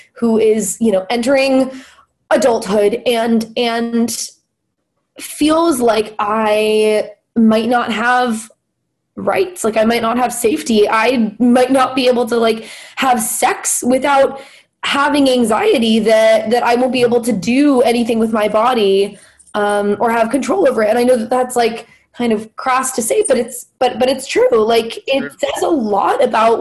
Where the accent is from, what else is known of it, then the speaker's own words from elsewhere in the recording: Los Angeles, California, United States; moved away as an adult; now in Philadelphia, United States; I'm from Los Angeles, and LA in itself is a pretty progressive place comparatively, you know, compared to the rest of the country. And I feel like I was in my own little like liberal bubble in high school and kind of growing up.